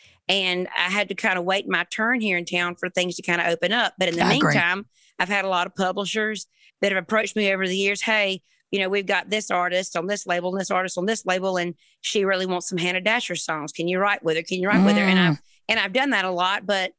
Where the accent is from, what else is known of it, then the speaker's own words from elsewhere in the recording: Springfield, Georgia, United States; moved away as an adult; also born or lived in Savannah, Georgia; now in Nashville, United States; Born in Savannah, raised in a little town called Springfield, Georgia.